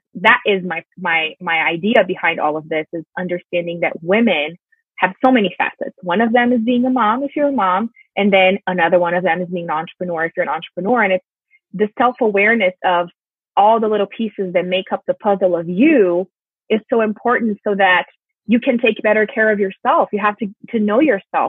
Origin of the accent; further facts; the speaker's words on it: Brazil; English is a second language; moved away as an adult; I'm originally from Brazil, and I started teaching English when I was 14